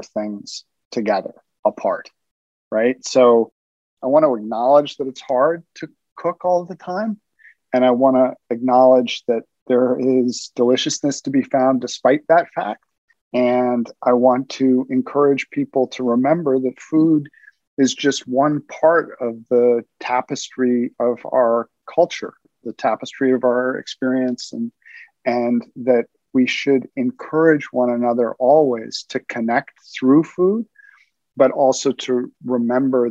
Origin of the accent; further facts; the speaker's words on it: New York City, New York, United States; I grew up in Brooklyn, New York